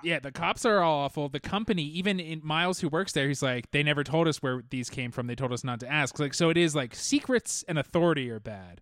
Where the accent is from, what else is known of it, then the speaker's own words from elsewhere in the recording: Orange County, California, United States; Growing up in Orange County